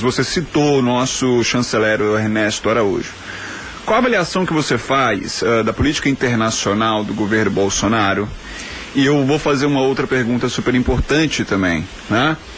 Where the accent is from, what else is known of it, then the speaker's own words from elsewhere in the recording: Belo Horizonte, Minas Gerais, Brazil; moved away; lá de Belo Horizonte, minha terra natal